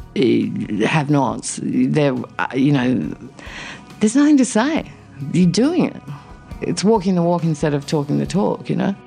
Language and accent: English; South Australia, Australia; moved away; also born or lived in Alice Springs; I grew up in a tiny country town in South Australia